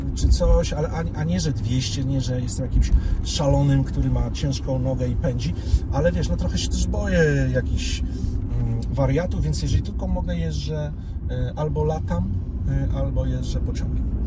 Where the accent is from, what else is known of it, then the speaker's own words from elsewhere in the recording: Warsaw, Masovian Voivodeship, Poland; ja jestem od urodzenia z Saskiej Kępy